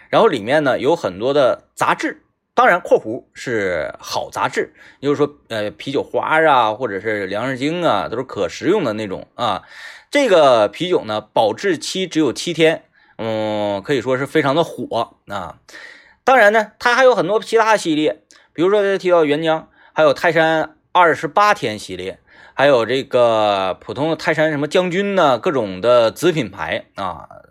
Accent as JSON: {"language": "Chinese", "town": "Baishan", "region": "Jilin", "country": "China", "tie": "born or raised there", "said": "在我老家吉林省白山市，啊，那个江源县湾沟镇，湾沟矿"}